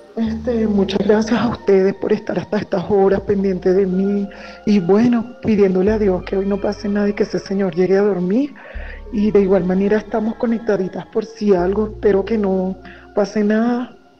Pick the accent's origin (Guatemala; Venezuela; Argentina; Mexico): Venezuela; now in Colombia; nosotros somos venezolanas